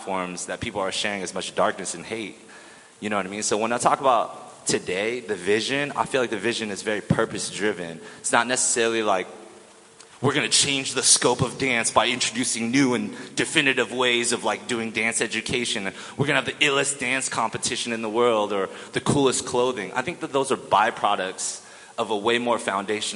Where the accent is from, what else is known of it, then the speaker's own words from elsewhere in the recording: Orange County, California, United States; I was born in Orange County